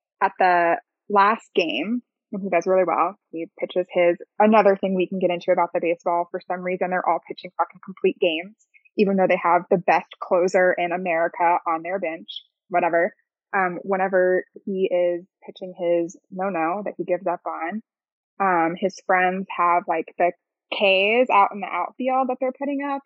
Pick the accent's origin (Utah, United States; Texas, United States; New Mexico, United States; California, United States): Texas, United States; moved away; whenever I go home to Texas, I know my accent comes out a little bit more